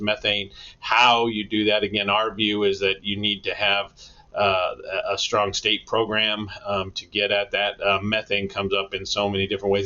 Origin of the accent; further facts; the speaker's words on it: Denver, Colorado, United States; moved away; I'm actually from Denver originally.